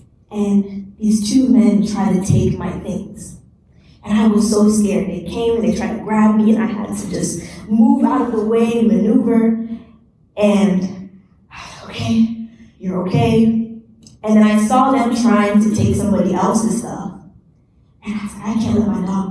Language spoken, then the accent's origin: English; United States; I'm from the U.S.